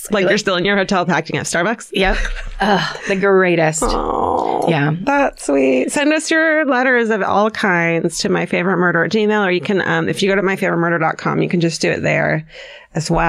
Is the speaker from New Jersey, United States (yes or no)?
no; Sioux Falls, South Dakota, United States; I'm from Sioux Falls, South Dakota, and winter sucks.